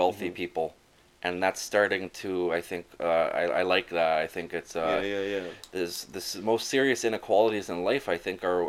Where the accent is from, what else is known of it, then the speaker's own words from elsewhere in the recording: Toronto, Ontario, Canada; also born or lived in Brampton; I grew up in Toronto and Brampton